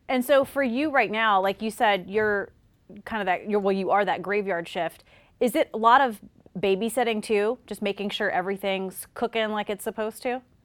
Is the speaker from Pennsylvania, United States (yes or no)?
no; South Carolina, United States; moved away; I'm from South Carolina. And so when I go home to visit